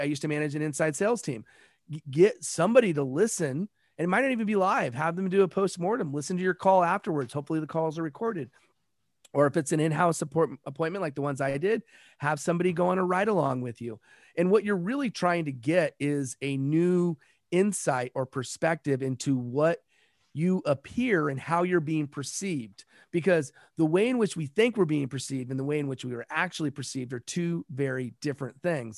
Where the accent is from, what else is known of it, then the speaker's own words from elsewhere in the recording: Los Angeles, California, United States; also born or lived in South Pacific; I'm from Los Angeles